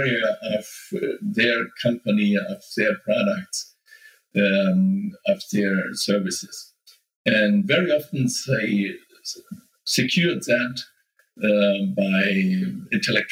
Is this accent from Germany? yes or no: yes; Nuremberg, Bavaria, Germany; the startup incubator here in my hometown, Nuremberg